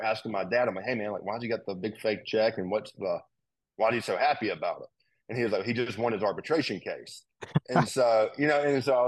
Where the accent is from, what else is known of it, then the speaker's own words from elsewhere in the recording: Mobile, Alabama, United States; moved away as an adult; now in Nashville, United States; The road I grew up on, the house my mom grew up in is like 2 miles away from it